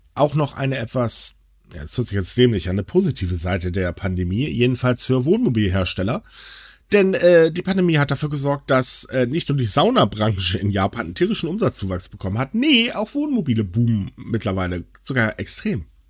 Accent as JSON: {"language": "German", "region": "Northern Germany", "country": "Germany", "moved": "yes", "lives_now": "North Rhine-Westphalia, Germany", "said": "ich bin Norddeutscher"}